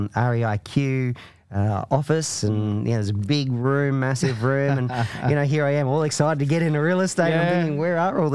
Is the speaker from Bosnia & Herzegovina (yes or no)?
no; Queensland, Australia; moved away as an adult; now in Victoria, Australia; So I'm originally a Queenslander, moved to Victoria to further my career in the entertainment industry.